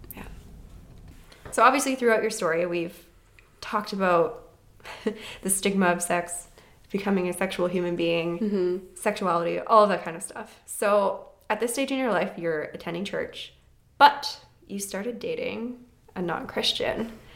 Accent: Vernon, British Columbia, Canada; growing up in Vernon

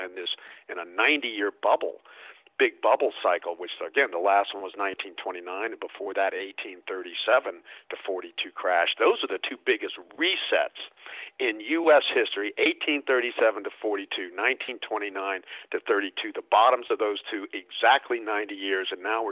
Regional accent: the South, United States; I grew up in the South. That was like growing up in the 1800s instead of the 1900s

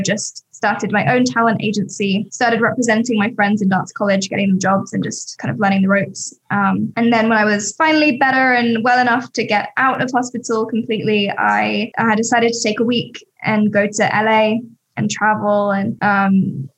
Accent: Sussex, South East England, United Kingdom; now in Los Angeles, United States; I grew up in Sussex, which is just outside of London, countryside, middle of nowhere, country bumpkin

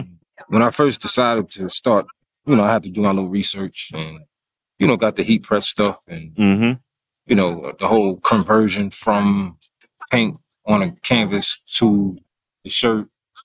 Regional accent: Mount Pleasant, South Carolina, United States; born or raised there; also born or lived in Brooklyn, New York; now in Rock Hill, United States

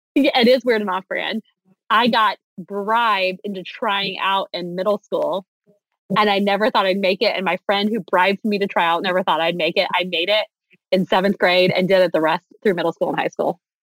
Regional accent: Texas, United States; I'm from Texas

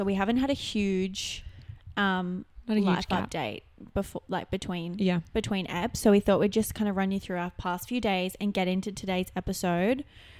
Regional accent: Newcastle, New South Wales, Australia; my hometown. Like Newcastle's small

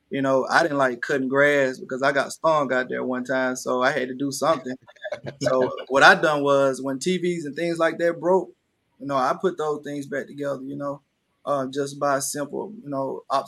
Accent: Panola County, Mississippi, United States; growing up, you know, in Panola County

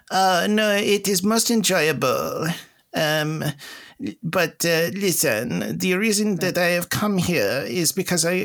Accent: Dusseldorf, North Rhine-Westphalia, Germany; English is a second language; I am big fan. I am from Dusseldorf, oh.

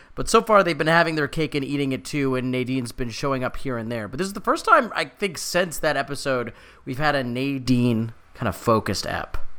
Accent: Canada; we're Canadian

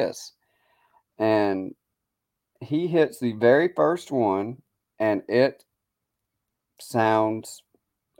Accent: the South, United States; accent: Southern; now in Gettysburg, United States; me being from the South and my accent

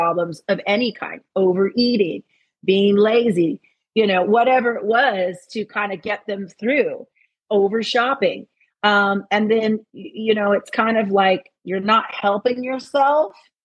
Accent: Los Angeles, California, United States; I'm an LA girl

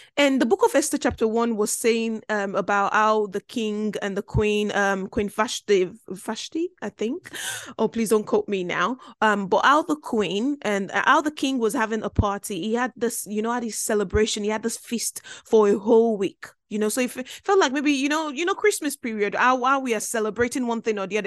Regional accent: Belgium; now in United Kingdom; I grew up in Belgium.

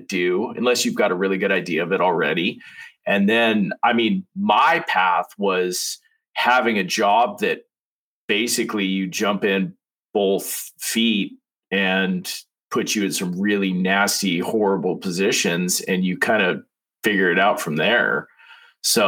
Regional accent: Eastern Oregon, United States; also born or lived in Eugene, Oregon; I'm from Eastern Oregon

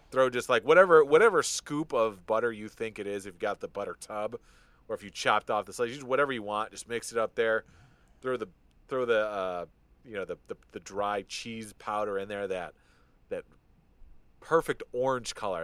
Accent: just outside of Detroit, Michigan, United States; I grew up just outside of Detroit and Michigan

